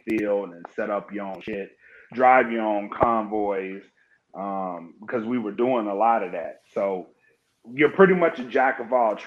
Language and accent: English; Oakdale, Louisiana, United States; moved away as an adult; So I was born and raised in Oakdale, Louisiana. I'm from Louisiana. I'm a South boy